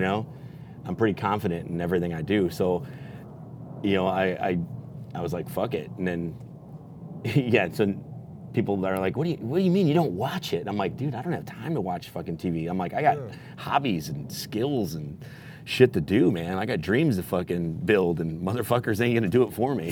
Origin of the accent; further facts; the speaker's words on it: Elgin, Illinois, United States; moved away as an adult; now in Las Vegas, United States; I'm from Illinois, Elgin, Illinois, and uh, I moved to Vegas in 07